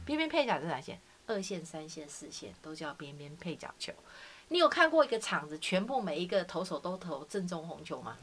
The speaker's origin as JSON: {"language": "Chinese", "country": "Taiwan", "said": "我们台湾人"}